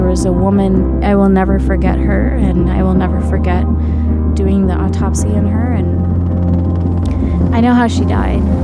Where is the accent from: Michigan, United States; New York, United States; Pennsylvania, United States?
Michigan, United States; Grand Rapids; also born or lived in India; I was born and brought up in Grand Rapids, Michigan